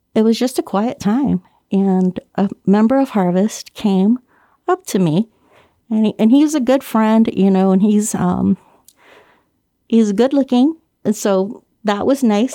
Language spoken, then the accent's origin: English; Guam; moved away; I was born and raised on Guam